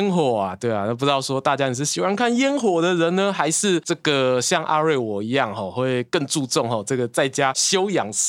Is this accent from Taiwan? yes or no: yes; Yilan County, Taiwan; 我小时候住乡下嘛，住宜兰乡下